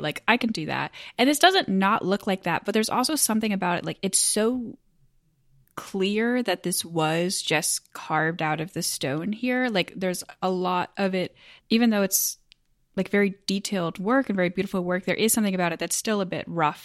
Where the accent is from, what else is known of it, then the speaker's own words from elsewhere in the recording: United States; I'm American